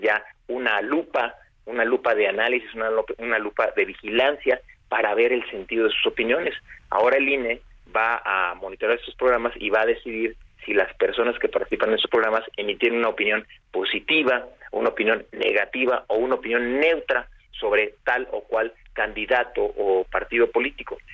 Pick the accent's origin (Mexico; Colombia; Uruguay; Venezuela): Mexico; como sociedad mexicana